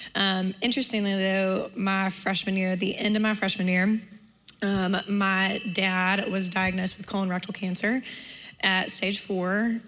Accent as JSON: {"language": "English", "town": "Homewood", "region": "Alabama", "country": "United States", "tie": "born or raised there", "said": "I grew up in Homewood"}